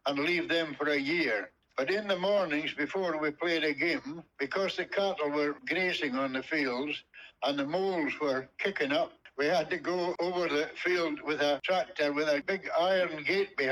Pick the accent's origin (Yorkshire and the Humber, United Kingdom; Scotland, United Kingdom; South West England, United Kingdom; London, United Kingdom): Scotland, United Kingdom; Roy Bridge; moved away as an adult; now in Australia; I was born in Bohunton, Roy Bridge, on the 5th of June 1928, and I stayed all my life in Bohunton until I came out to Australia.